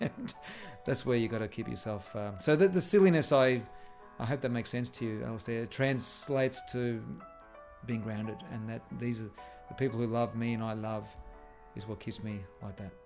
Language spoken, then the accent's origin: English; Melbourne, Victoria, Australia; also born or lived in Airport West, Victoria; we were living in our house in Airport West. We didn't move out of there until we were ten, then I was brought up in Essendon